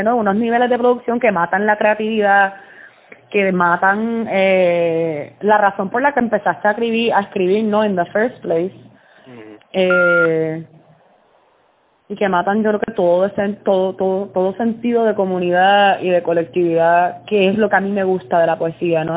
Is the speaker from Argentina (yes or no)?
no; Puerto Rico; moved away as an adult; now in New Jersey, United States; somos, somos puertorriqueños todos